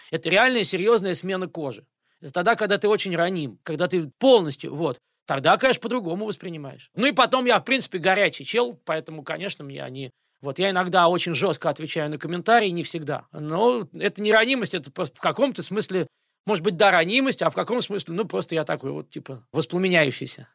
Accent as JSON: {"language": "Russian", "region": "Moscow", "country": "Russia", "moved": "as an adult", "lives_now": "United States", "said": "я москвич"}